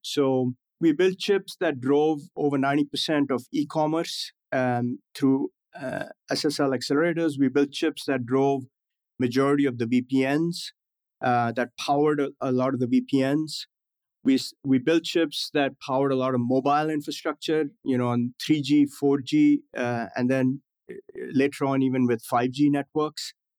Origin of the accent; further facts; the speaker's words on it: New Delhi, Delhi, India; moved away as an adult; also born or lived in Gujarat, India / Himachal Pradesh, India / New York City, United States; now in United States; growing up in India